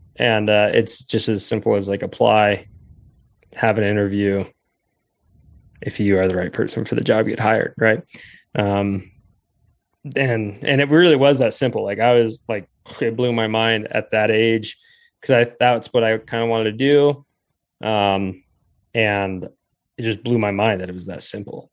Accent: Rifle, Colorado, United States; I grew up in in Rifle, Colorado, which was a really cool place to grow up

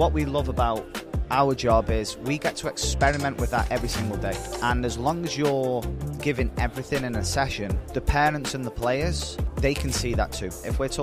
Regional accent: Stoke-on-Trent, West Midlands, United Kingdom; born or raised there; moved away as an adult; now in Albany, United States

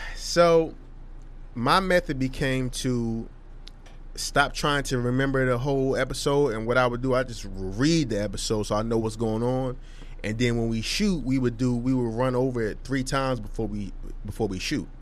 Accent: Hillside, New Jersey, United States; we're not from Jersey City, brother. We from what? Hillside, New Jersey

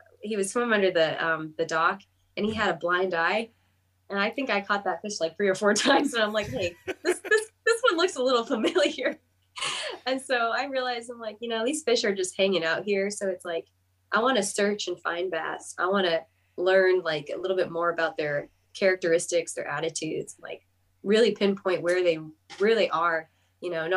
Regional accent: Los Angeles, California, United States; moved away as an adult; now in Athens, United States; I'm from like Los Angeles, California

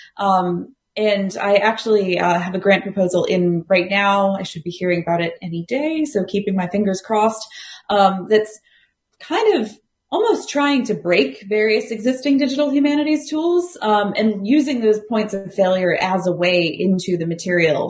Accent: United States; accent: American; moved away as an adult; also born or lived in Arizona / Columbus, Ohio / Galway, Ireland; now in Australia; the accent probably betrays, I, I am American

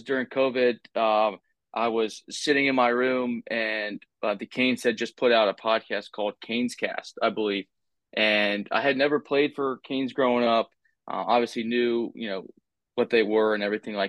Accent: Chesapeake, Virginia, United States; I grew up in Chesapeake, Virginia.

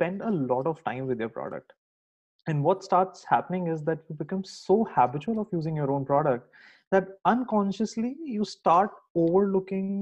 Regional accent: India; moved away as an adult; now in United States; I'm originally from India.

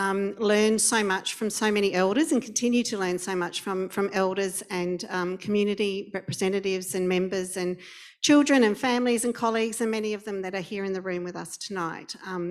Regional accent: Adelaide, South Australia, Australia; moved away as an adult; also born or lived in Emerald, Queensland; I grew up in Adelaide, and then once I had finished my teaching qualification, I went to teach in Emerald in central Queensland.

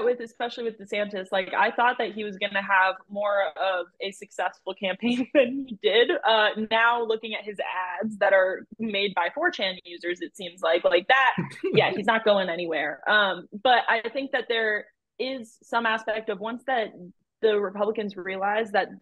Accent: Fulton County, Georgia, United States; I, as someone who's a Georgia voter and from Georgia, so obviously I'm actually from Fulton County

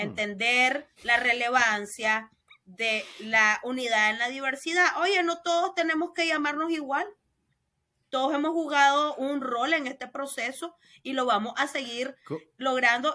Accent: León, Nicaragua; Yo soy nicaragüense, de León, de hogar católico y colegio de monjas.

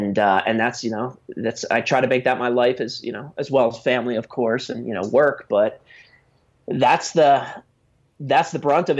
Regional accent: New Jersey, United States; I grew up in New Jersey and then went down to school in University of Delaware.

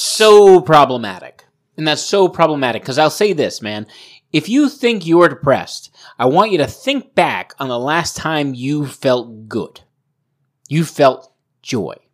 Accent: Providence, Rhode Island, United States; I grew up in Providence

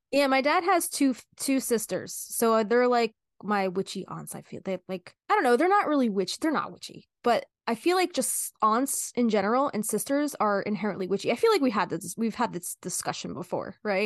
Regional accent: New Jersey, United States; we're from New Jersey

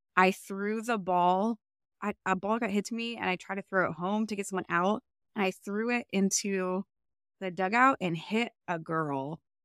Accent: Cleveland, Ohio, United States; I grew up in Cleveland

